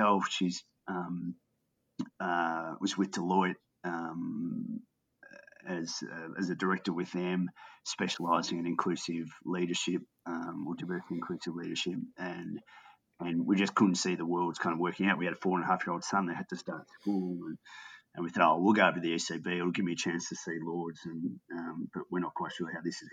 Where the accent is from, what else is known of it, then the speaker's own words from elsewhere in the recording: Australia; also born or lived in England; being an Aussie in English cricket